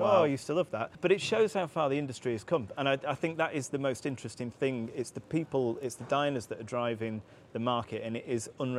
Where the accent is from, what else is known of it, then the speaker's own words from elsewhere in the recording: Manchester, North West England, United Kingdom; when I was growing up around Manchester.